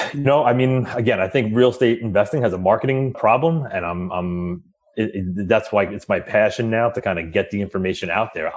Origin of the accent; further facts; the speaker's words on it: New York, United States; I grew up right outside of New York City